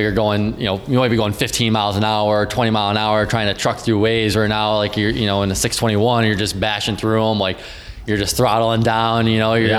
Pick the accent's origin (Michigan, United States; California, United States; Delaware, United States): Michigan, United States; Downriver; I grew up downriver. I started off fishing Detroit River. Fished a lot of the local rivers around like the Belleville area with my grandpa